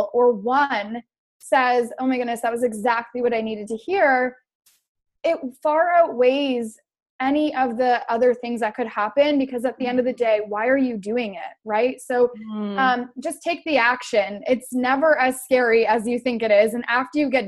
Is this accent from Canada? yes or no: yes; Canada; I'm from Canada.